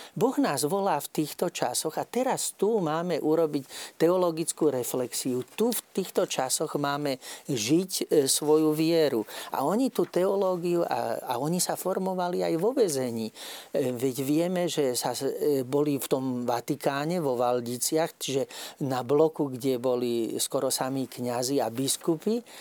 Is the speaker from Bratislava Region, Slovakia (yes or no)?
no; Nové Mesto nad Váhom, Trenčín Region, Slovakia; ja pochádzam z Nového mesta nad Váhom